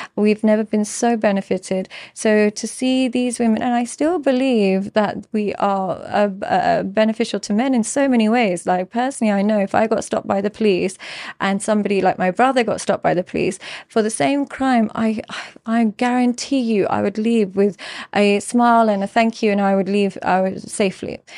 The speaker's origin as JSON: {"language": "English", "region": "London", "country": "United Kingdom", "tie": "born or raised there", "moved": "yes", "lives_now": "Dubai, United Arab Emirates", "said": "growing up in London and in the U K"}